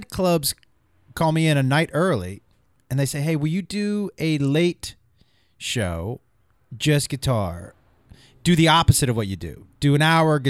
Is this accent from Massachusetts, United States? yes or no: yes; Massachusetts, United States; No, I'm from Massachusetts.